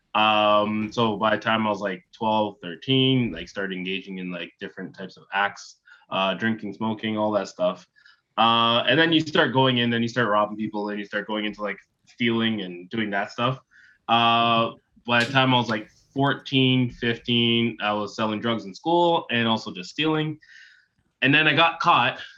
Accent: Toronto, Ontario, Canada; also born or lived in Ottawa / Bowmanville; I grew up in Toronto, Ontario

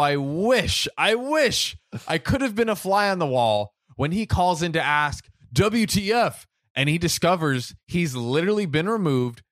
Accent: United States; I'm American

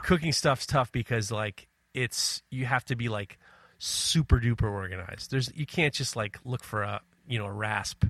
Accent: New York City, New York, United States; also born or lived in Ohio; I grew up in Manhattan

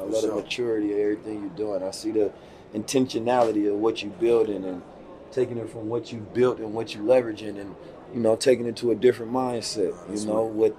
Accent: Oakland, California, United States; also born or lived in St. Louis, Missouri; And so I grew up in Oakland and St. Louis

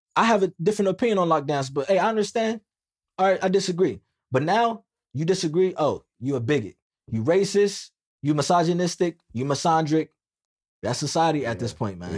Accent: United States; I'm Black American

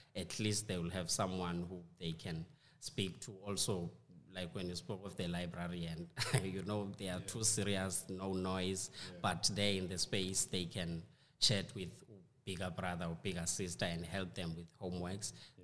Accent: South Africa; we in South Africa, we say awe.

